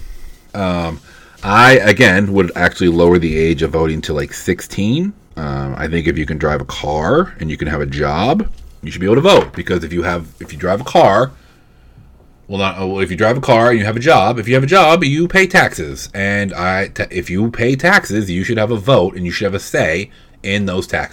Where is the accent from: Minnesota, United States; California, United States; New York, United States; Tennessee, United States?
California, United States; Vacaville; I'm from Vacaville.